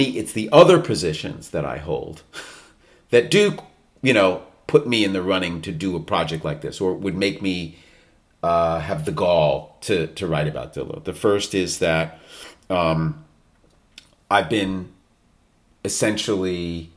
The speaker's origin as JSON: {"language": "English", "region": "New York", "country": "United States", "said": "I am a New Yorker, not from Detroit"}